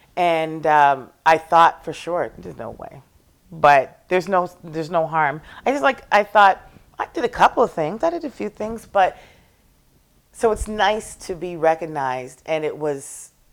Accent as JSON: {"language": "English", "town": "Toronto", "region": "Ontario", "country": "Canada", "tie": "born or raised there", "moved": "yes", "lives_now": "Nova Scotia, Canada", "said": "I was born and raised in Toronto by two Scotian parents"}